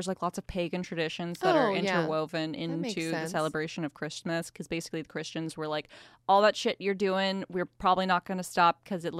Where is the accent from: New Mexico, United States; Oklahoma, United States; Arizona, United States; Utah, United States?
Oklahoma, United States; I'm extremely jealous because I grew up in Oklahoma.